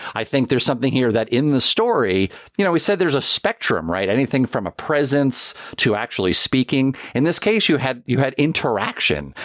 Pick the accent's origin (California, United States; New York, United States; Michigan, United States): New York, United States; downstate; growing up in New York, it's, that's an annual tale that is told, uh, even though I was, uh, you know, downstate